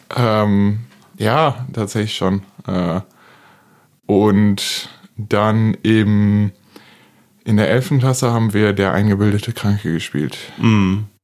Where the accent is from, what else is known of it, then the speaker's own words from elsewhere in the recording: Duisburg, North Rhine-Westphalia, Germany; ich komme tatsächlich auch aus Duisburg. Äh, ich erkläre es immer ganz gerne so, es ist ein ist ein linksrheinischer Teil von Duisburg, der kulturell eher so niederrhein ist, also so Dorf